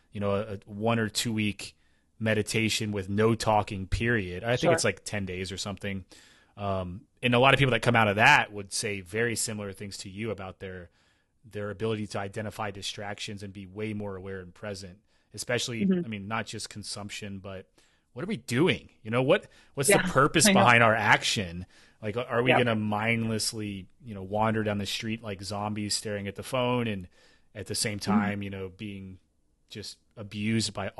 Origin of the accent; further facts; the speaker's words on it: Tennessee, United States; also born or lived in Kentucky / Appalachia; now in Pacific Northwest, United States; I grew up in Tennessee, but I lived in Kentucky for 7 years